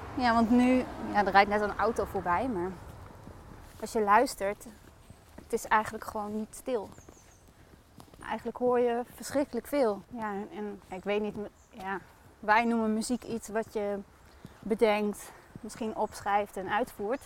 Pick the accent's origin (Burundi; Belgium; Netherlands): Netherlands; Groningen; now in Zwolle, Netherlands; Oorspronkelijk kom ik uit Groningen.